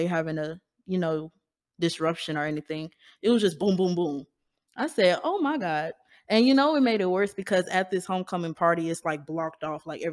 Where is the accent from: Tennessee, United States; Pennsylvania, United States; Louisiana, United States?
Louisiana, United States; Baton Rouge; I'm from Baton Rouge